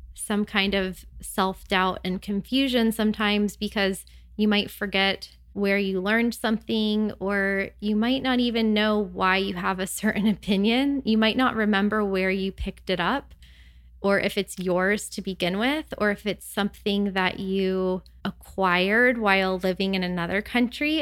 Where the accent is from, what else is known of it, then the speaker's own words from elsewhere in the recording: United States; moved away as an adult; living abroad as an American